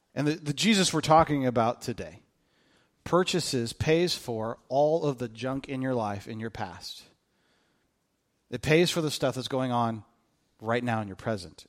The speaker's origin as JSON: {"language": "English", "town": "Kokomo", "region": "Indiana", "country": "United States", "tie": "born or raised there", "moved": "yes", "said": "where I grew up in Kokomo"}